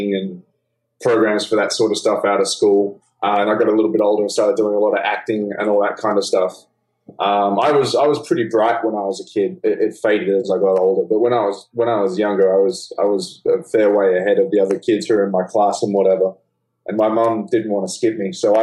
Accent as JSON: {"language": "English", "town": "Melbourne", "region": "Victoria", "country": "Australia", "tie": "born or raised there", "accent": "Australian", "moved": "as an adult", "lives_now": "New York, United States", "said": "Growing up in Australia was great."}